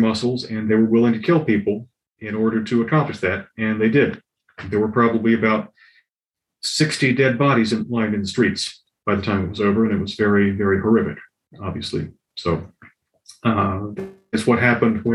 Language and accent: English; North Carolina, United States; I grew up in North Carolina, lived here my life